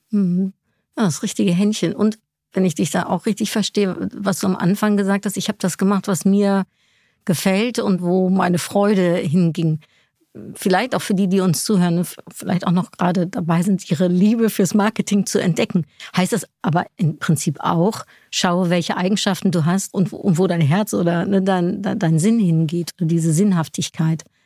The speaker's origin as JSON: {"language": "German", "country": "Netherlands", "moved": "yes", "said": "Also ich komme aus den Niederlanden"}